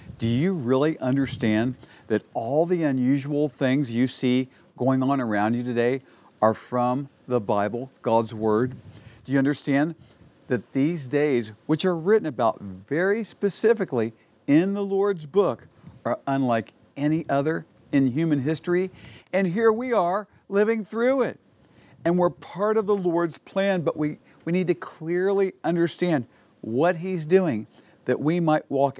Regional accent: United States; I am an American

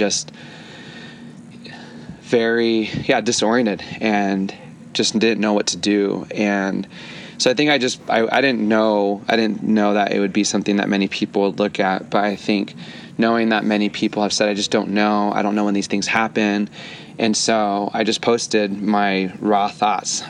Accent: near Gilroy, California, United States; the Gilroy shooting, which is about 15 minutes from my hometown

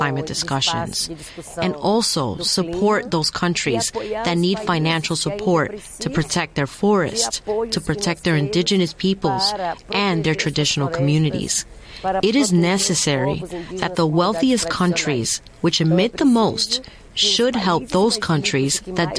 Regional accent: Arariboia, Maranhão, Brazil; I was born in Arariboia, an indigenous territory in the state of Maranhão in the Brazilian Amazon

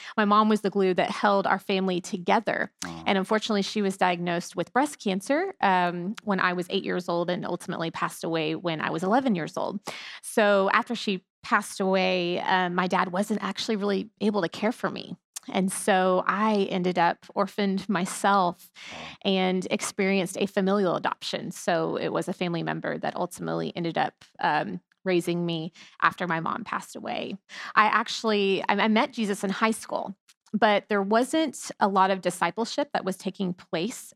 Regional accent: Houston, Texas, United States; I was born and raised in here in Houston, Texas. Not a lot of natives here anymore

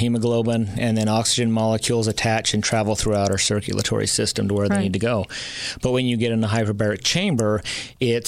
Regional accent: United States; as an American

